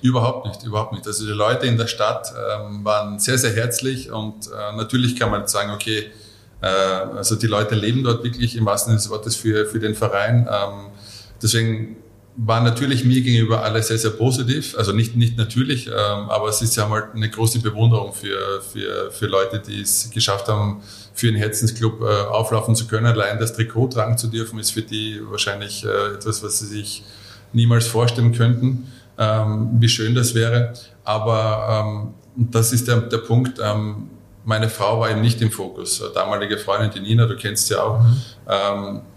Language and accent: German; a suburb of Mödling, Lower Austria, Austria; ich bin in, äh, in, in Vorort vor Mödling groß geworden